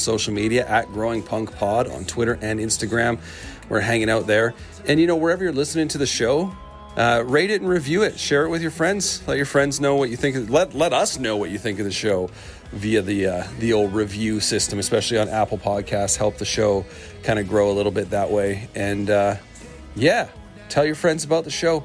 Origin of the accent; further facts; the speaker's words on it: Canada; as a Canadian